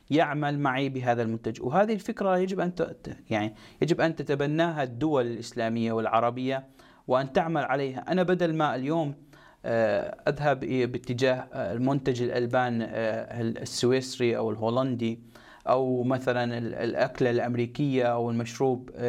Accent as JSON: {"language": "Arabic", "country": "Egypt", "said": "اليوم انا كمصري لدي عماله ولدي قدره على آه، على تطوير"}